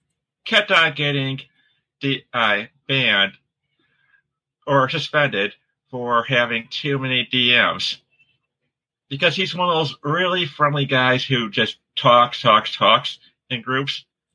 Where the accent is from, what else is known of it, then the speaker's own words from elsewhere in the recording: Michigan, United States; I am from Michigan. You can tell, whenever I add the odd S two words.